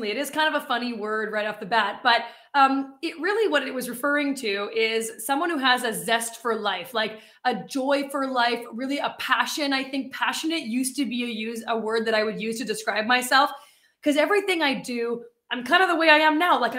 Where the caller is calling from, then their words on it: Winnipeg, Manitoba, Canada; Yeah, I am in Winnipeg, Manitoba. So, right in the middle of Canada.